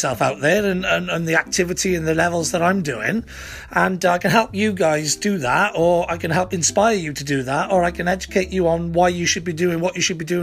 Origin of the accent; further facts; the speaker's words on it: Wales, United Kingdom; we're a country full of mad Welsh people